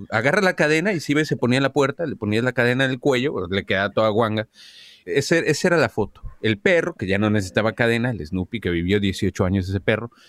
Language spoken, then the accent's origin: Spanish; Mexico City, Mexico; Me crié en, eh, sí, en la Ciudad de México.